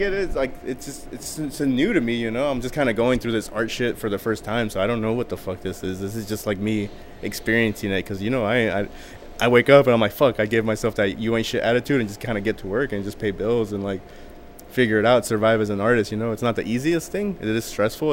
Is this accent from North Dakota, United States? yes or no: no; Riverside, California, United States; also born or lived in East Los Angeles, California / San Bernardino, California; I'm from Riverside, California.